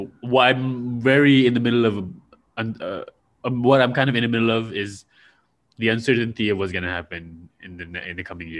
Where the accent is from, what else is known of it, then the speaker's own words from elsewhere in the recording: Malaysia; I'm from Malaysia.